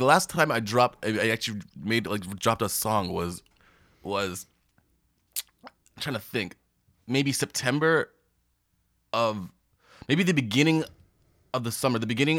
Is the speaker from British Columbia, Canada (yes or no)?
no; Toronto, Ontario, Canada; So born in Mount Sinai Hospital, like middle of downtown Toronto.